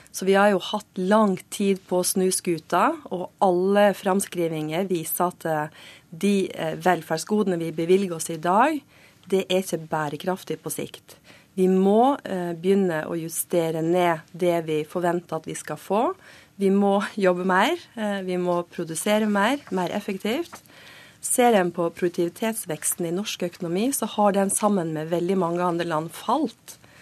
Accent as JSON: {"language": "Norwegian", "region": "Western Norway", "country": "Norway", "said": "Jeg kommer fra Vestlandet"}